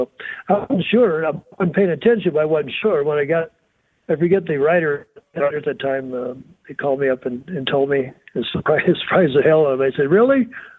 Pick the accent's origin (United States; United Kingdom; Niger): United States; North Miami, Florida; I was from North Miami, so I was a pool boy in the summer.